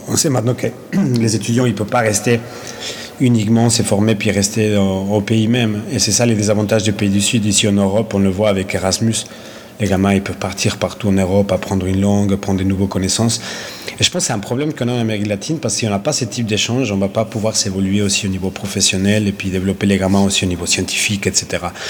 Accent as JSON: {"language": "French", "country": "Ecuador", "tie": "born or raised there", "moved": "yes", "lives_now": "Lausanne, Switzerland", "said": "Mon pays d'origine est euh, l'Équateur."}